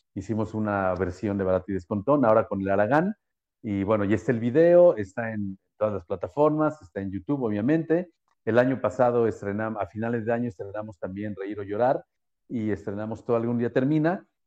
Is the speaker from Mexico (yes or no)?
yes; Mexico City, Mexico; como buen chilango